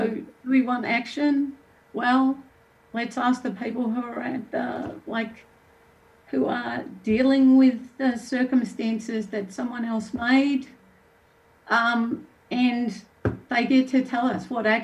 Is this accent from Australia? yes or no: yes; Australia; moved away; also born or lived in New Zealand; I'm Australian